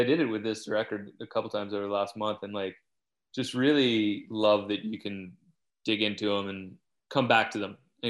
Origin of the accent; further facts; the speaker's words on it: Louisiana, United States; moved away; I grew up in Louisiana where if you try to dig a basement, it's full of water